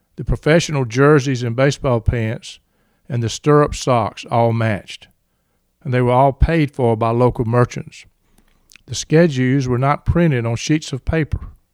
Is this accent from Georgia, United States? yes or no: yes; Reynolds, Georgia, United States; as a boy growing up in Reynolds, Georgia